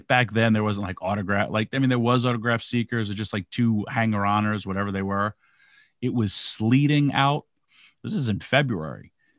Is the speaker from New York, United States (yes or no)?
yes; Yonkers, New York, United States; New York. Wow, Yonkers, New York.